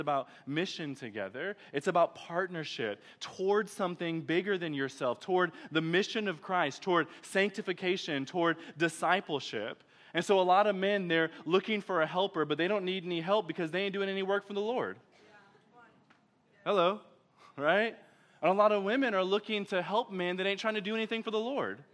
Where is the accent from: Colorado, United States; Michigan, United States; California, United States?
Michigan, United States; Detroit; now in Texas, United States; I'm from Detroit.